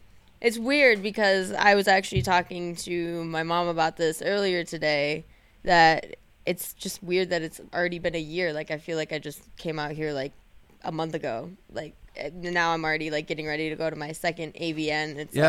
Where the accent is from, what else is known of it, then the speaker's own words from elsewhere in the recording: Grand Rapids, Michigan, United States; moved away; I'm actually from like the not dying side of the state. I'm from Grand Rapids